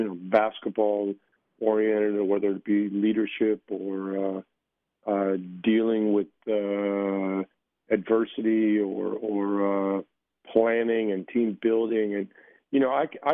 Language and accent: English; United States; moved away as an adult; now in Israel; I was born and raised in the United States. You know, and I left the States at 22 years old to go to Israel